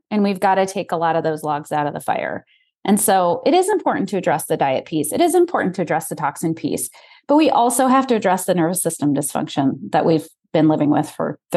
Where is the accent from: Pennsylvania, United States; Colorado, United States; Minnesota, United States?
Colorado, United States; moved away as an adult; also born or lived in Chicago / Texas / Detroit; I was born and raised in Colorado, and I went to med school in Chicago.